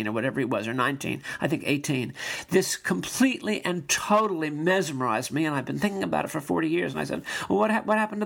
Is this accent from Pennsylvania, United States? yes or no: no; New York, United States; I grew up in Sutton Place in New York